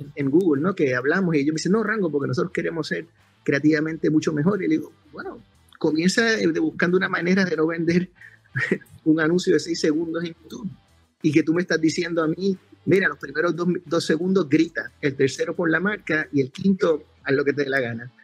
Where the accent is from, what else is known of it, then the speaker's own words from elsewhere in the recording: Puerto Rico; soy de Puerto Rico